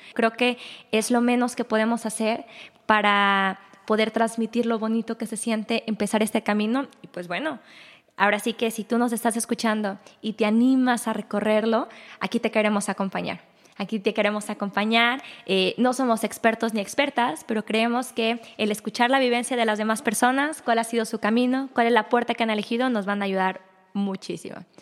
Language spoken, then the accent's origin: Spanish; Guadalajara, Jalisco, Mexico; también soy mexicana de Guadalajara. Yo sí nací acá